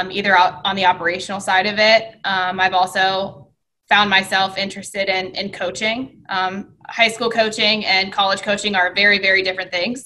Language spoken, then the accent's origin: English; Westerville, Ohio, United States; I grew up in Westerville